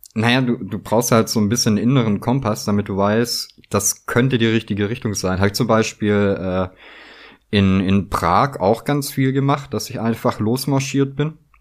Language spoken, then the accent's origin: German; Southern Germany, Germany; moved away; also born or lived in North Rhine-Westphalia; ich komme aus Süddeutschland, wohne in Mitteldeutschland